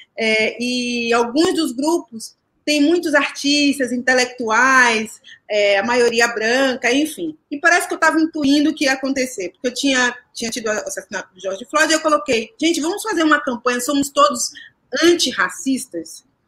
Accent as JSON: {"language": "Portuguese", "town": "Salvador", "region": "Bahia", "country": "Brazil", "tie": "born or raised there", "also_born_or_lived": "São Paulo", "moved": "as an adult", "said": "nasci em Salvador, né? E a minha vida artística começa em Salvador. Então, eu comecei a fazer teatro lá há 22 anos."}